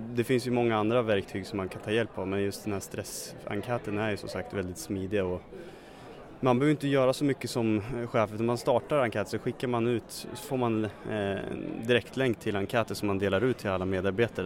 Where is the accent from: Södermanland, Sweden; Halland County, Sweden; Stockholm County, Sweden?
Södermanland, Sweden; Katrineholm; Katrineholm kommer jag ifrån